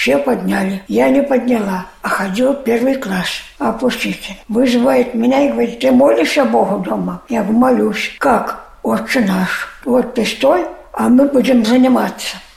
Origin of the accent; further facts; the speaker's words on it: Belarus; now in Saint Petersburg, Russia; Я сюда, из Беларуси приехала сюда, к своей тете.